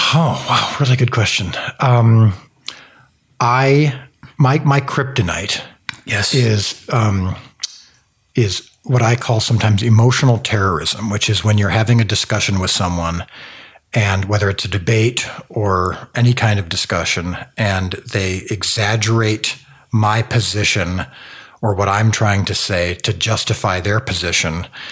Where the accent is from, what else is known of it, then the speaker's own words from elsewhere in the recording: Zion, Illinois, United States; I grew up in a place called Zion, Illinois